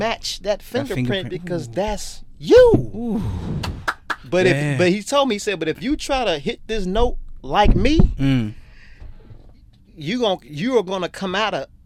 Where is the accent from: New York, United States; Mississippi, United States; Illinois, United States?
Illinois, United States; Chicago; now in Australia; growing up in the South Side of Chicago